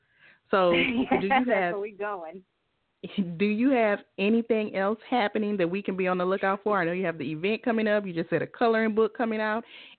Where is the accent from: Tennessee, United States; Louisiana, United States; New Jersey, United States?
Louisiana, United States; we're both from Louisiana